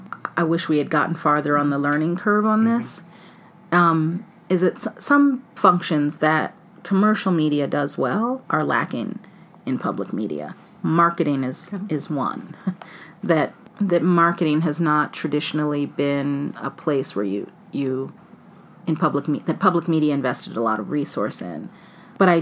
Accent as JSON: {"language": "English", "region": "Ohio", "country": "United States", "tie": "born or raised there", "said": "I grew up in Ohio in an all-black neighborhood."}